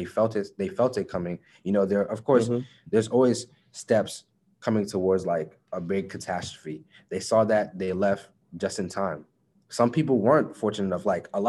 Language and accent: English; United States; simply because I was born in America.